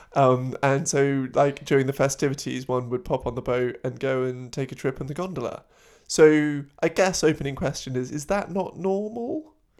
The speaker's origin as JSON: {"language": "English", "region": "London", "country": "United Kingdom", "tie": "born or raised there", "said": "I grew up in London, we'd have like football birthday party"}